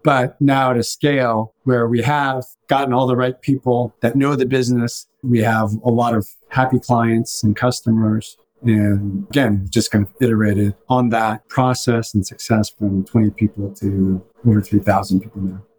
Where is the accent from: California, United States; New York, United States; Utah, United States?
California, United States; Los Angeles; I grew up in West LA, which is predominantly you know, white.